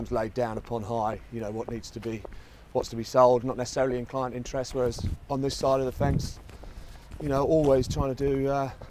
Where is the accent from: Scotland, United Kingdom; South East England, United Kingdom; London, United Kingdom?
South East England, United Kingdom; Margate; from Kent, Margate, uh, Margate, some people uh, know it as.